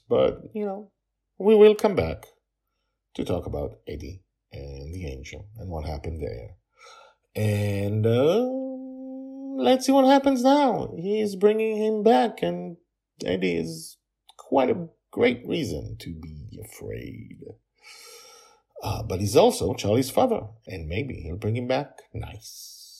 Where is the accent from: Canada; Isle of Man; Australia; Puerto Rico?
Canada; Toronto, Ontario; born there; I was born in Toronto, and that is where I live, I say.